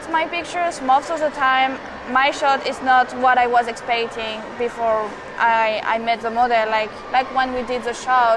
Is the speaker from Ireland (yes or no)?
no; Rennes, Brittany, France; English is a second language; moved away as an adult; now in New York, United States; I'm from Rennes. It's in the northwest, Bretagne.